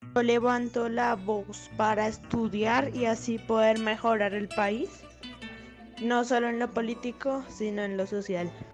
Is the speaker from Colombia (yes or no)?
yes; Colombia; seguir enorgulleciéndonos de que somos colombianos